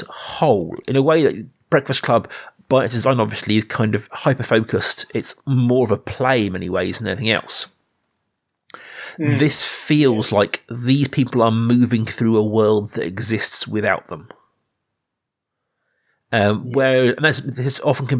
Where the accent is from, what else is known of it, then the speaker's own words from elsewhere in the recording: Reading, South East England, United Kingdom; you and I grew up in Reading, which is not a small town, it's a big town